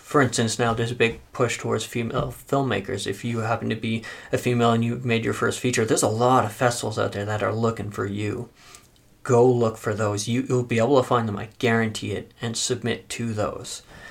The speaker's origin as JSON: {"language": "English", "country": "Canada", "said": "we're Canadian"}